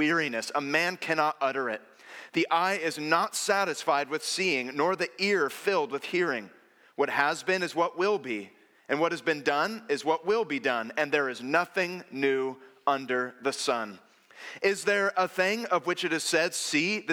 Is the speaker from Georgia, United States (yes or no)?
no; North Bay, San Francisco Bay Area, California, United States; I grew up in the North Bay